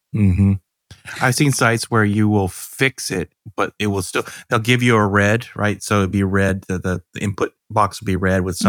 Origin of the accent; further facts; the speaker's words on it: Georgia, United States; I'm from Georgia